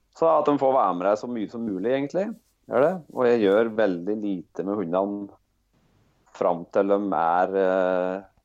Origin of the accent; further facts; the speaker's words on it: Rendalen, Innlandet, Norway; Jeg jeg er født og oppvoksen i Rendalen, eh, som er i bygd da i Østerdalen.